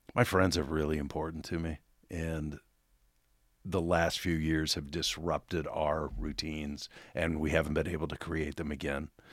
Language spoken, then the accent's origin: English; Oregon, United States; I grew up in Oregon